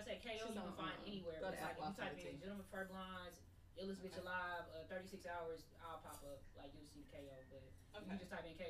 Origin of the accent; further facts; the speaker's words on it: Enid, Oklahoma, United States; moved away as an adult; now in Oklahoma City, United States; I'm from Enid.